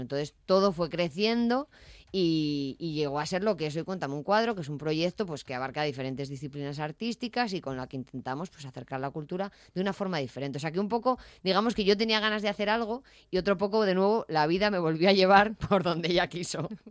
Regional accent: Avilés, Asturias, Spain; yo soy de Yaranes

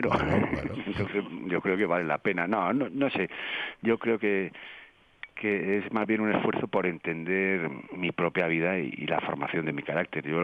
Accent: Asturias, Spain; yo también soy asturiano

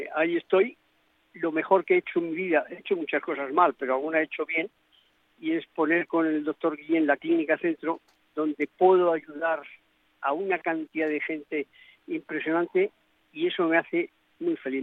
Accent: Spain; yo soy español por eh, todos los poros de mi pequeño, de mi pequeño cuerpo

